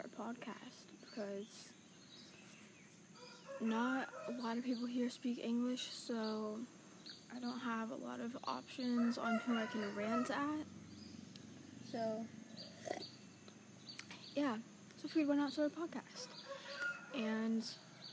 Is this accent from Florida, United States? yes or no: no; Santa Rosa, California, United States; born or raised there; also born or lived in Arizona / Mendocino, California